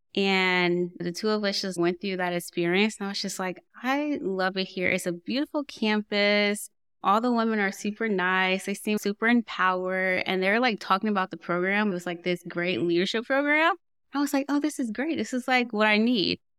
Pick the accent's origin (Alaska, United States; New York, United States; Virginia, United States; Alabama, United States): Virginia, United States; Portsmouth; I grew up in Portsmouth, Virginia.